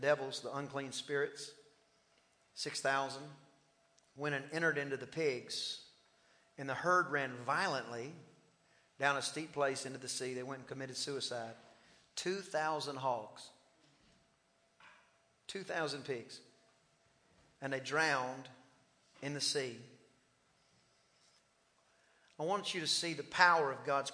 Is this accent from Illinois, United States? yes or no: no; East Texas, United States; accent: East Texas; a guy from East Texas